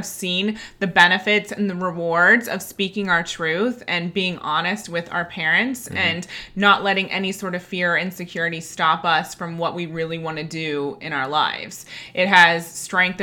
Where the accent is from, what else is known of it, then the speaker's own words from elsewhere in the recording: Ohio, United States; moved away as an adult; now in London, United Kingdom; growing up in Ohio, not many people leave